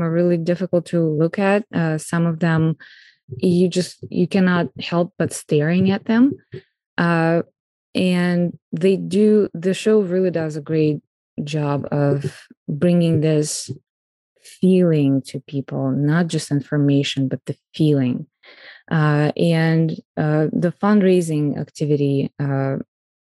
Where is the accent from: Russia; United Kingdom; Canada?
Russia; Moscow; moved away as an adult; now in United States; I'm Russian and I was born in Moscow